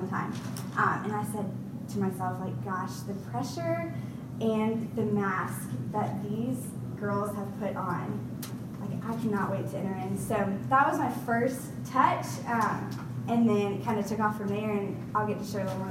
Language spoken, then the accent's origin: English; Raleigh, North Carolina, United States; moved away as an adult; also born or lived in Charlotte, North Carolina; I'm originally from Raleigh, went to the high school in there